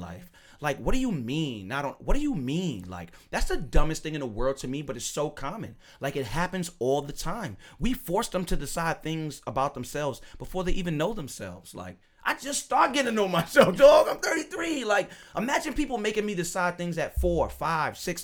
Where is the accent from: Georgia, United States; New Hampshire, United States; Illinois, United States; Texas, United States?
Illinois, United States; Chicago; I'm from Chicago.